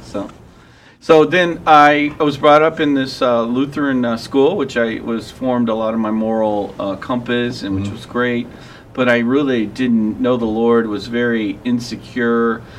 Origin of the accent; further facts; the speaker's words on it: Ellisville, Missouri, United States; moved away as an adult; also born or lived in Kenosha, Wisconsin; I was brought up here in the West County area, and uh, I was uh, brought up in actually Ellisville.